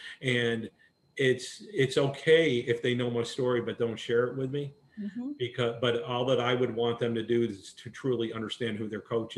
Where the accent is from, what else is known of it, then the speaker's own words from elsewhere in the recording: New York, United States; moved away; and now here I am, I'm a transplant from New York down here.